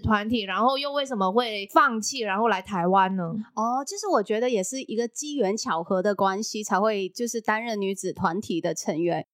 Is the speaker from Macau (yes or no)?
yes; Macau; now in Taiwan; 我是来自澳门的